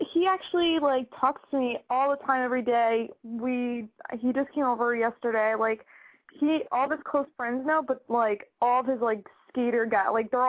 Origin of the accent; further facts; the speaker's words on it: New York, United States; I'm from New York.